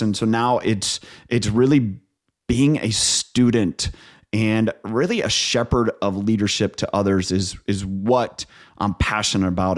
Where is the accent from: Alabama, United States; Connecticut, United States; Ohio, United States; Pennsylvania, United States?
Ohio, United States; Northeast; moved away as an adult; also born or lived in New York; I'm from Ohio. Um, grew up on a dairy farm in Northeast Ohio.